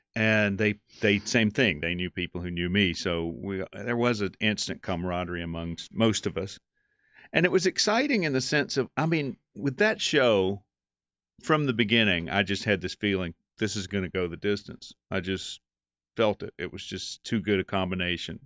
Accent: North Carolina, United States; also born or lived in New York; we're both from North Carolina

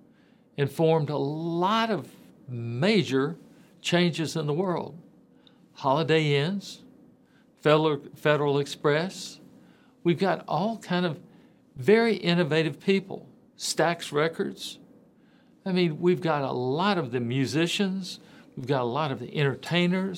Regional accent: Memphis, Tennessee, United States; Growing up in Memphis area, you know, Tipton, Lauderdale, Shelby, Fayette County, I ran around a lot in the western Tennessee area

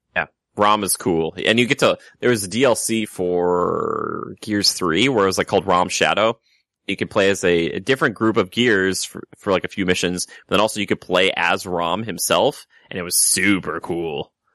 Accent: Minnesota, United States; now in California, United States; I come from the great land of Minnesota

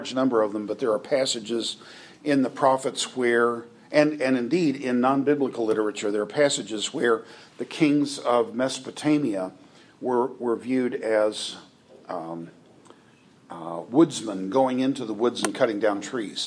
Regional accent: United States; growing up in the United States

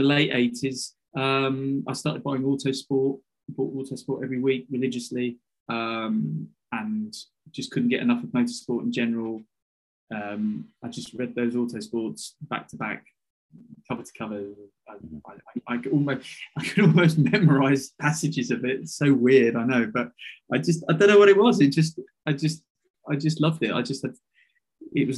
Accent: United Kingdom; as a British kid growing up at that time

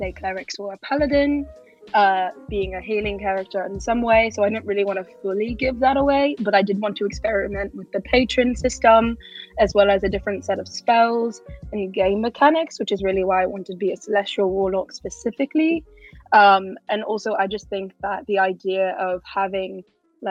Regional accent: United Kingdom; me being British

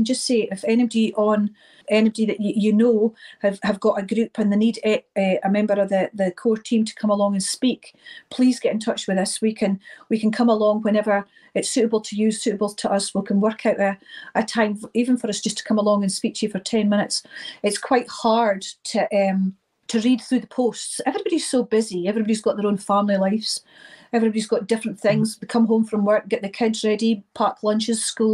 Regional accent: Inverness, Scotland, United Kingdom; I'm from Inverness

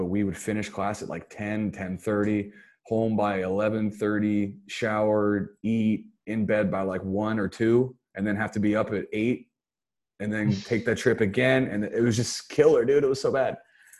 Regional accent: United States; now in Singapore; I'm an American. I moved out when I was 17. Here I am at 30 years old living with my wife's parents.

